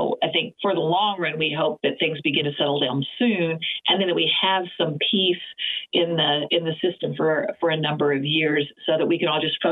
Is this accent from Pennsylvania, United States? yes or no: no; Oklahoma, United States; moved away; also born or lived in West Coast; I grew up being in Oklahoma. We didn't have our own professional sports team, so I was absolutely a Cowboys fan growing